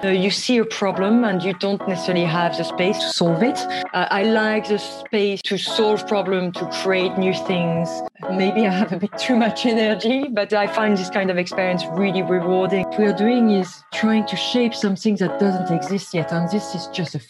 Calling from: London, United Kingdom

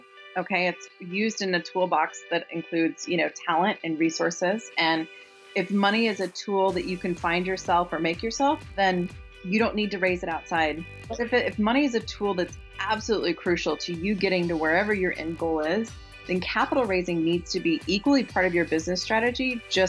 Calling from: Kansas City, United States; I'm calling in from Kansas City.

